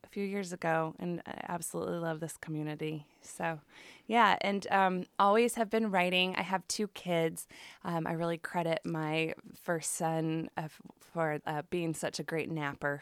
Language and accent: English; Chicago, Illinois, United States; moved away as an adult; now in Oregon, United States; I grew up in the Chicago area